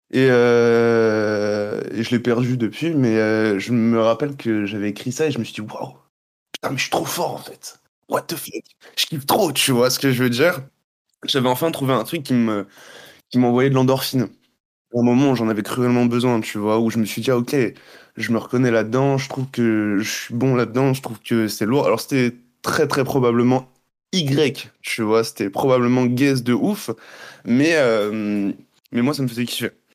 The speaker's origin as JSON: {"language": "French", "country": "Guadeloupe", "tie": "born or raised there", "also_born_or_lived": "Montreal", "moved": "as an adult", "said": "je suis né là-bas. J'ai vécu toute ma vie là-bas"}